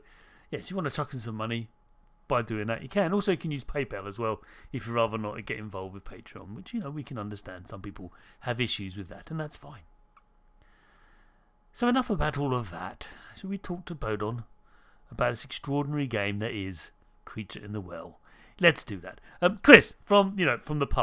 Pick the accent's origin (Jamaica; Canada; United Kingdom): United Kingdom; I'm British